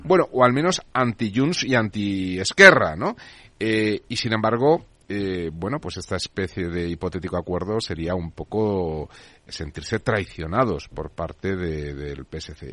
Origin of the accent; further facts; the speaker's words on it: Madrid, Community of Madrid, Spain; soy de Chamberí